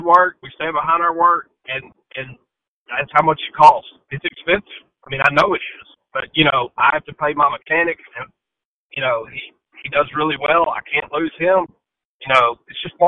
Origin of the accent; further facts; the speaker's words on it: Tennessee, United States; moved away; also born or lived in Mississippi; I'm not from Mississippi. I lived there for a long time, but I'm from Tennessee